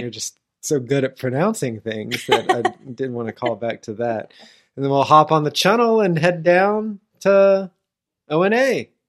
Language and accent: English; United States; me, as an American